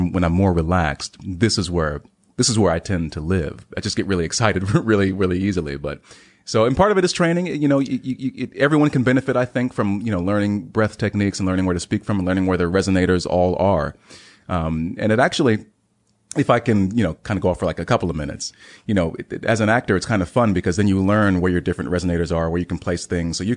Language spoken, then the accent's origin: English; Heidelberg, Baden-Württemberg, Germany; born there; I'm a military brat, so maybe you know every three to four years, my life was uprooted. I was born in Heidelberg, Germany.